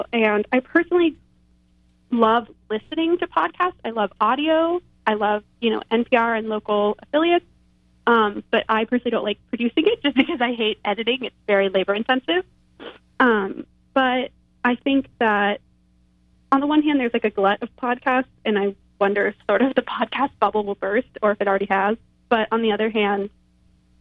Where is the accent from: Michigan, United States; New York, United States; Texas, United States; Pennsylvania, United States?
Texas, United States; I grew up in Texas